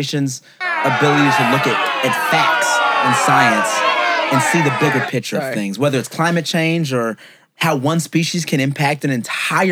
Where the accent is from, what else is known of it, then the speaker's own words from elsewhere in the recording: California, United States; we're from California